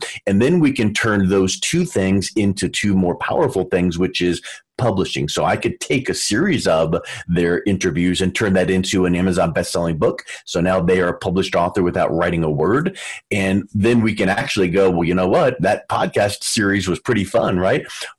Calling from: Denver, Colorado, United States; Calling in from Denver, Colorado

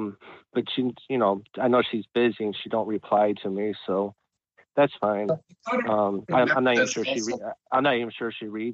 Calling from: Cleveland, Ohio, United States; Hi, this is … from Cleveland, Ohio.

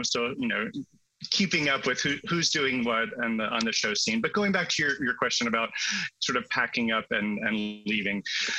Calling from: Venice, California, United States; I'm in Venice, California, in LA.

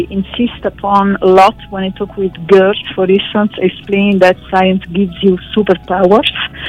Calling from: Paris, Île-de-France, France; I'm talking from Paris, still in a summer mood, and I'm really happy to join you today.

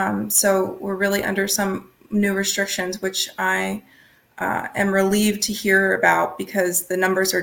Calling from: Philadelphia, Pennsylvania, United States; Yes, I am calling from Philadelphia.

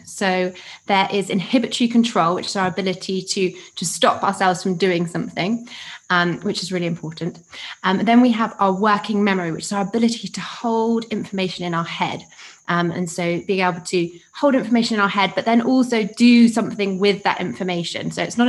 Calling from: Uganda; Yes, I am calling in from Uganda today.

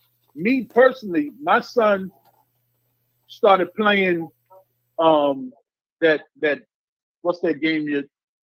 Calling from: New York, United States; I'm calling from Boogie Down, Y.O.

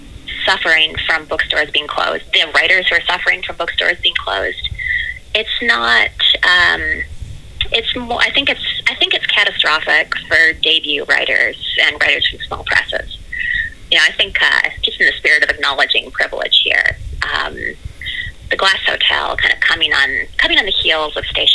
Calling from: New York City, New York, United States; I'm calling from New York City, so hello from the red zone.

